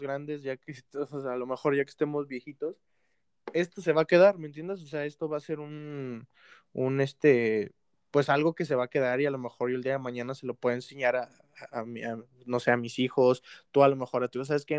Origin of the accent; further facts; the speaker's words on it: Mexico; uno aquí como mexicano